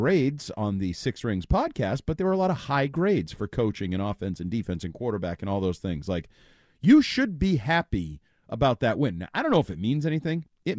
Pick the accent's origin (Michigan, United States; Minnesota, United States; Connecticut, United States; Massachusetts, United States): Massachusetts, United States; Dartmouth; my hometown of Dartmouth.